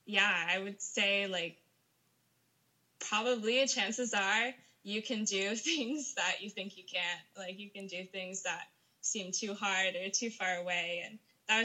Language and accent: English; Northern California, United States; moved away as an adult; also born or lived in Utah; now in Hawaii, United States; I'm originally from Northern California, from a small town outside of Sacramento, but I was going to school in Utah